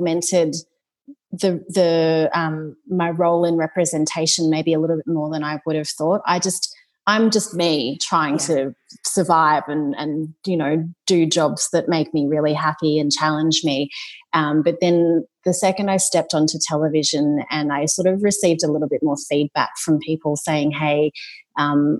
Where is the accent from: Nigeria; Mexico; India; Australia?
Australia; being you know, of a Chinese Singaporean descent, growing up in Australia